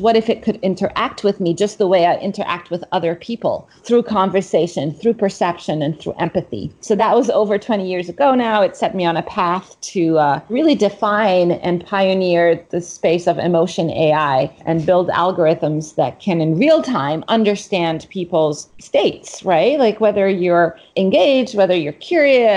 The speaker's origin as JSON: {"language": "English", "country": "Egypt", "tie": "born or raised there", "also_born_or_lived": "Middle East / Cambridge", "moved": "as an adult", "said": "I grew up in the Middle East, in Egypt and around the Middle East"}